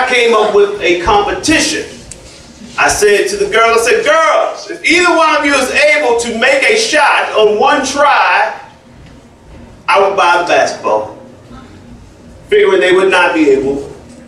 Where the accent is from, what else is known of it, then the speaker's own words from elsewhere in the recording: Baltimore, Maryland, United States; I'm from from Baltimore.